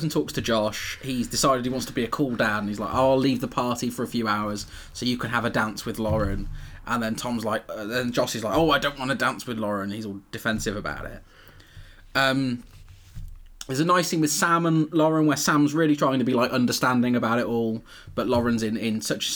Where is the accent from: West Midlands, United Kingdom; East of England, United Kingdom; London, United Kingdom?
West Midlands, United Kingdom; Coventry; I'm from Coventry, where we have batch